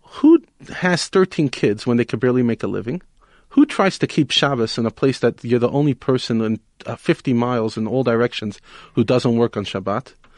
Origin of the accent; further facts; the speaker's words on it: New York City, New York, United States; now in South Africa; I grew up in Brooklyn